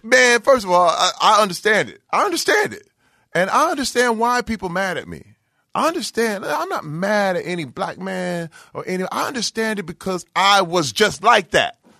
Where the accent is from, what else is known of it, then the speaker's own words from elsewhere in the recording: Flint, Michigan, United States; I'm from Flint, Michigan